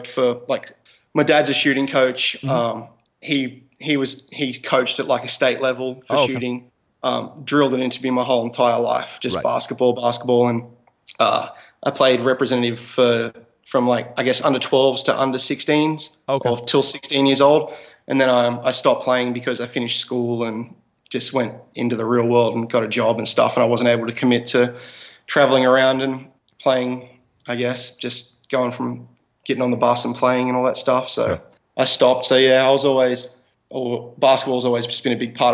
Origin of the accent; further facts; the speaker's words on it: Australia; we're from Australia